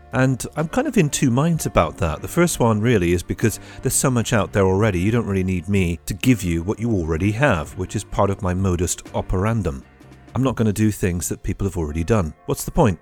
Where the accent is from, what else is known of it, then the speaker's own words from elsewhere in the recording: United Kingdom; now in Trieste, Italy; I'm British